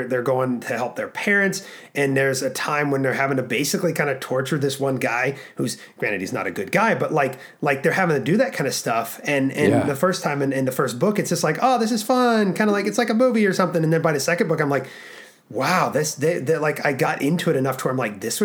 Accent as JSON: {"language": "English", "region": "Alaska", "country": "United States", "tie": "born or raised there", "said": "We were born and raised in Alaska."}